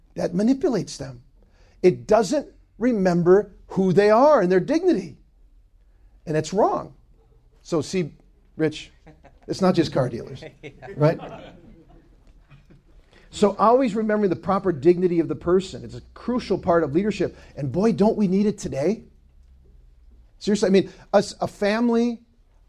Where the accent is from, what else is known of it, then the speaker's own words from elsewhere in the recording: Ann Arbor, Michigan, United States; I'm from Ann Arbor